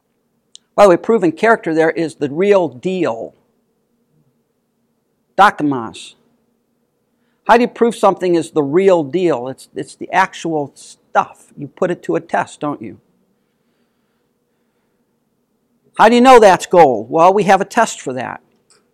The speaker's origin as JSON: {"language": "English", "country": "United States", "said": "as American Christians"}